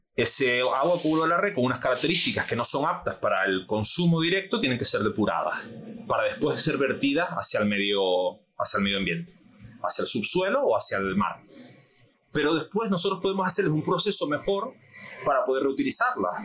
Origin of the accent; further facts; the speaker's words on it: Canary Islands, Spain; nosotros como canarios